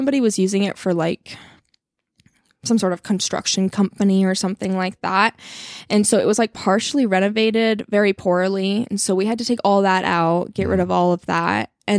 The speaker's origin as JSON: {"language": "English", "region": "Colorado", "country": "United States", "said": "I'm not really from here. I'm from Colorado originally, spent some time in Salt Lake City for college, and then was in Idaho for a little while."}